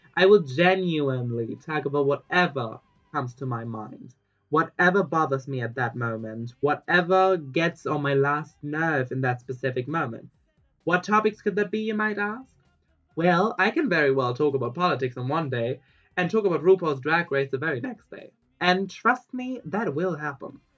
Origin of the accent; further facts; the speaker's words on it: Germany; now in Barcelona, Spain; I was born in Germany